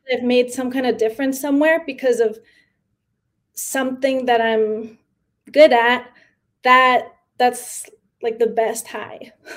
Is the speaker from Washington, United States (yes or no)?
no; New York City, New York, United States; first language Spanish; English is a second language; also born or lived in San Miguel de Allende, Mexico; I was born in New York uh, yeah. and I have been living here most of my life.